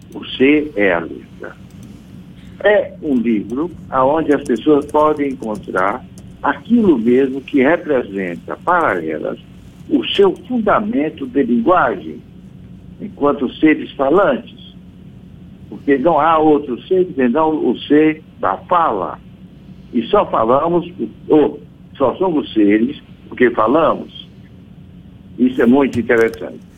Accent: Brazil; nós somos o que somos, brasileiros. E obviamente não somos portugueses

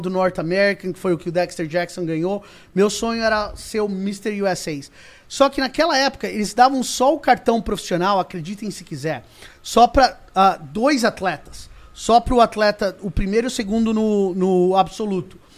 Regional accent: Brazil; now in United States; eu falo isso como brasileiro

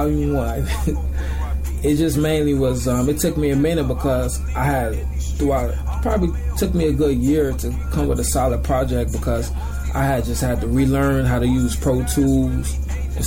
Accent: Robbins, Illinois, United States; also born or lived in Inglewood; I was raised in Robbins, man. Robbins, Illinois.

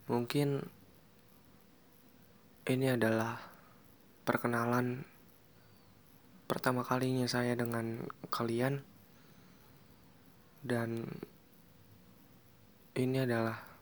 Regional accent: Tangerang, Banten, Indonesia; Oh ya, saya orang Tangerang di sini yang orang Tangerang.

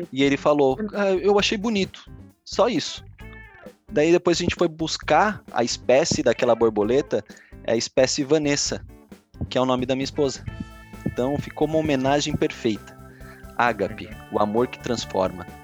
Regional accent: São Paulo, Brazil; eu venho de São Paulo, né? Da época onde a gente tinha importadoras com vinhos franceses, italianos, bem baratos, né?

